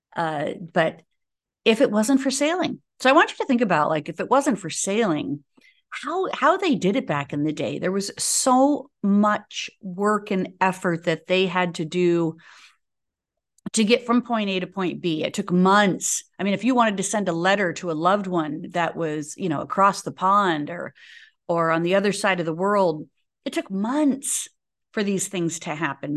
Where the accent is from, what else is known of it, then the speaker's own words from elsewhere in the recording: United States; as an American